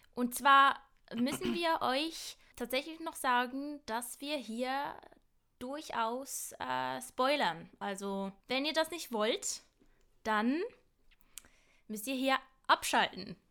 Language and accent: German; Basel, Basel-Stadt, Switzerland; accent: Basler Dialekt; ich komme von Basel. Das ist mein Dialekt